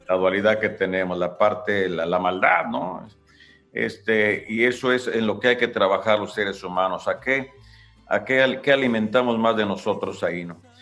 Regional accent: Ario de Rosales, Michoacán, Mexico; ahí en Área de Rosales, de donde yo soy

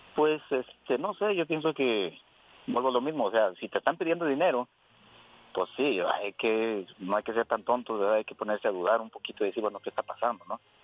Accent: Durango, Mexico; now in United States; México, soy de Durango

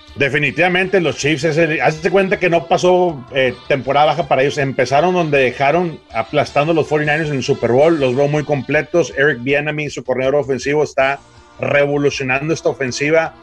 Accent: Mexico

